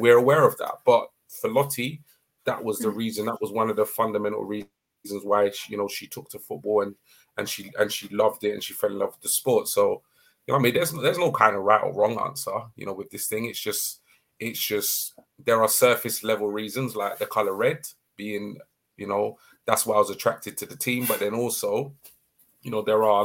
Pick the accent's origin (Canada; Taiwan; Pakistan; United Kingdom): United Kingdom; London; a kid growing up in Southeast London